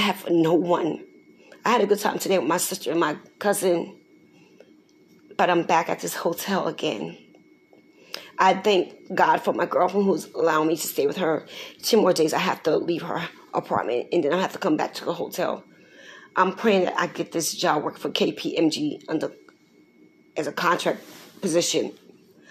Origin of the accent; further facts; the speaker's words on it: Newark, New Jersey, United States; I was born November 14, 1962, in a hospital downtown in Newark, New Jersey